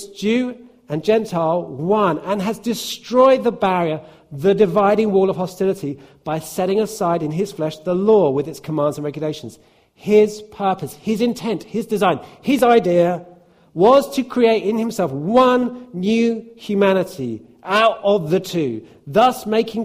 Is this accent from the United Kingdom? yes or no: yes; United Kingdom; It doesn't mean that I'm not British